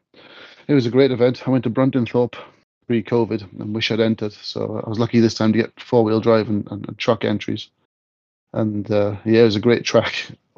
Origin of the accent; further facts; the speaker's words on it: Wales, United Kingdom; Oh, well, I'm from South Wales.